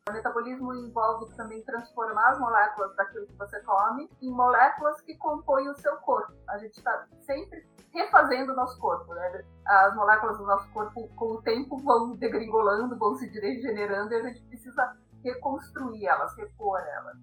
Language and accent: Portuguese; Brazil; eu sou brasileira, eu comi arroz e feijão a minha vida toda